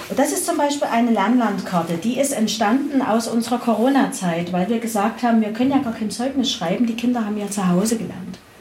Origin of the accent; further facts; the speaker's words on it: Dresden, Saxony, Germany; moved away as an adult; now in Zittau, Germany; Ich stamme selber aus Dresden, bin also aus der Großstadt